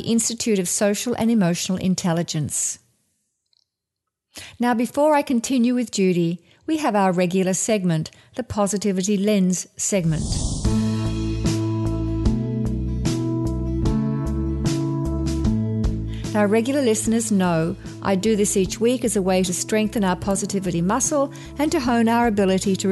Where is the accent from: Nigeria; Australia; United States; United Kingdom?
Australia; Growing up in Australia, where drought is a big issue